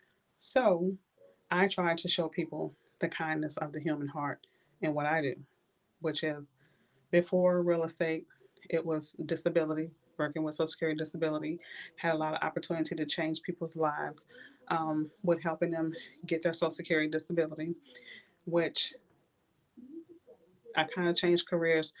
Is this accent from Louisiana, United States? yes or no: yes; New Orleans, Louisiana, United States; moved away as an adult; now in Tallahassee, United States; I grew up in the last street in New Orleans on Galvis, which is called The Hole